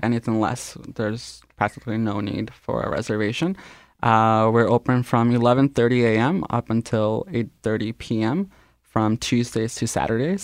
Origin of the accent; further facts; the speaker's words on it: Canada; first language Spanish; English is a second language; I was born here in Canada, though I consider Spanish to be my first language.